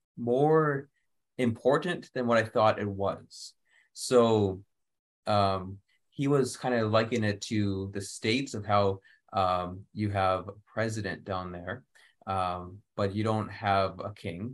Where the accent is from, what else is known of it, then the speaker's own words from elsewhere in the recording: Canada; I, as a Canadian, you know we grow up with a queen.